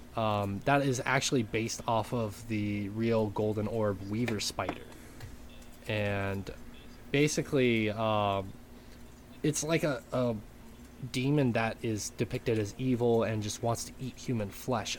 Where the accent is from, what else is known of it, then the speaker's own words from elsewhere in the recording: Great Falls, United States; moved away; back in Great Falls in my hometown